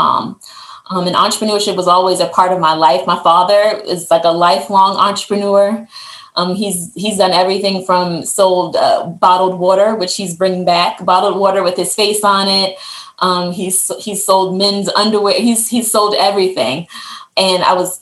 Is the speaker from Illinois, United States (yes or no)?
no; Baltimore, Maryland, United States; also born or lived in Maine; my hometown of Baltimore, which is where my family lives